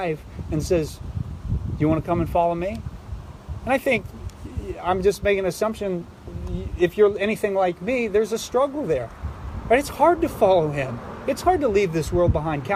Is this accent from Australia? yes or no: no; Philadelphia, Pennsylvania, United States; I'm from Philadelphia